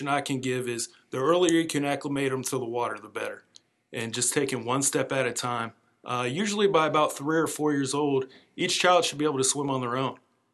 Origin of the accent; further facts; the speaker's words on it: Winter Park, Florida, United States; also born or lived in Virginia / Orlando, Florida; now in Orange Park, United States; I'm originally from Winter Park, Florida, where I was a multi-sport athlete through my high school years